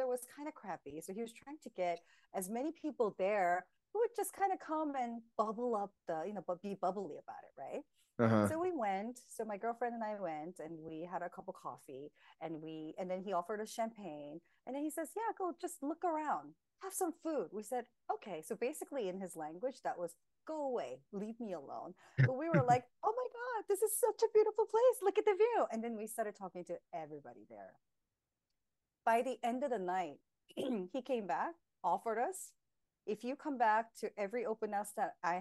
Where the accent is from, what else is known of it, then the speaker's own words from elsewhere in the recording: California, United States; now in New Jersey, United States; I'm originally from California.